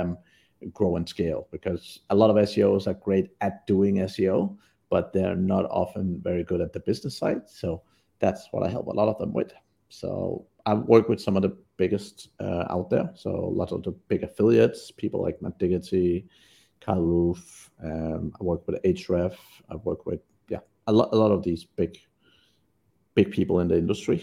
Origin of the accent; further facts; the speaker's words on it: Denmark; moved away as an adult; now in Vietnam; I'm from Denmark originally, but have not lived there for over 20 years